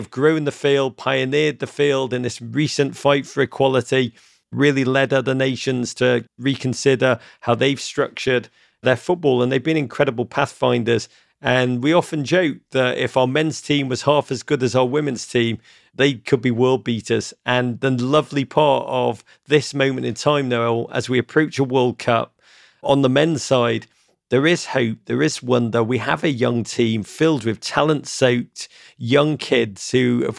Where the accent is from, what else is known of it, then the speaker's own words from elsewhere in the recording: Liverpool, North West England, United Kingdom; moved away as an adult; also born or lived in Chicago; now in United States; hearing my accent, I am from Liverpool, but do not be thrown by my accent.